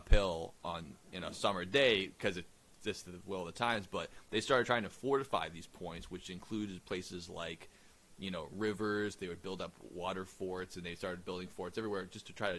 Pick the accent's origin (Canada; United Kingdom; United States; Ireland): United Kingdom; England; as we English people